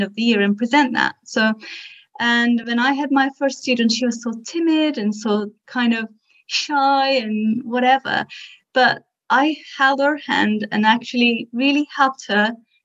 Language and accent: English; Turkey; moved away; I'm originally from Turkey